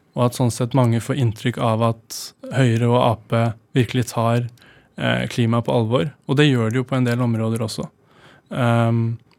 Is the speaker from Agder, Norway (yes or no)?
no; Oslo, Norway; jeg ble jo født og oppvokst på Grønland